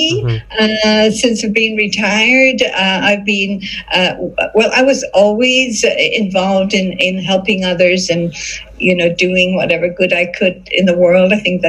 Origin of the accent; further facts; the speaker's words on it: Tipperary, Munster, Ireland; born there; moved away; also born or lived in London, England / Hong Kong / Canada / Singapore; My husband likes to say I came the long way from Tipperary, because that's where I was born in Ireland. Before I came here, I lived in London, England. I lived in Hong Kong for 13 years. I lived in Canada for 7.